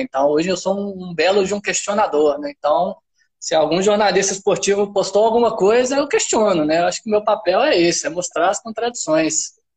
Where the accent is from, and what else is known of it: Minas Gerais, Brazil; accent: mineiro; moved away as an adult; also born or lived in Pará; now in Belém, Brazil